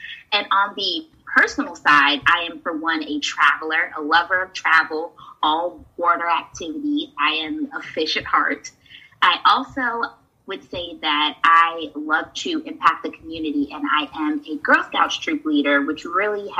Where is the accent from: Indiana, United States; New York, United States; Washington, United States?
New York, United States; New York City; now in Florida, United States; I was born in Brooklyn, New York